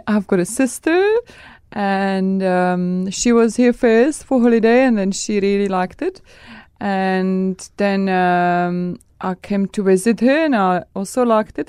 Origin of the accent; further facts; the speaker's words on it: Czechia; English is a second language; moved away; I come from Czech Republic